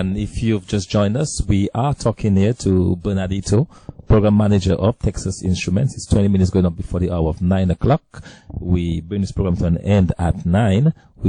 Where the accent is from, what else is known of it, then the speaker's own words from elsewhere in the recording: Dominica; I grew up in Dominica